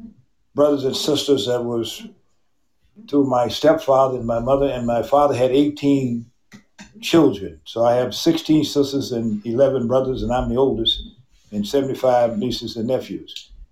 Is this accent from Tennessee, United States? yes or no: no; Mississippi, United States; born and raised in Mississippi and growing up in a highly, highly racist society in the 50s and 60s in this country.